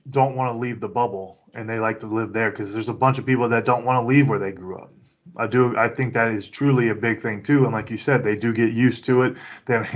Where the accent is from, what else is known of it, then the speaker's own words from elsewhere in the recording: Florida, United States; also born or lived in Kentucky / Louisiana; Because I grew up multiple places in Florida. I grew up in Florida, uh, in Kentucky. I also grew up in Louisiana.